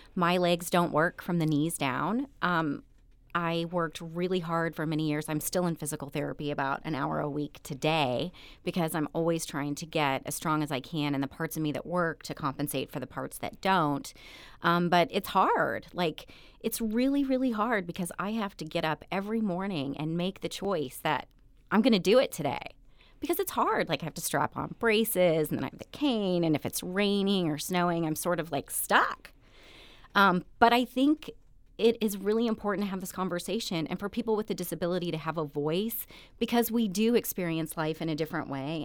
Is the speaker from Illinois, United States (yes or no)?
yes; Eldorado, Illinois, United States; also born or lived in Evansville, Indiana; I'm from very rural Southern Illinois. My hometown has less than five thousand people. It's called El Dorado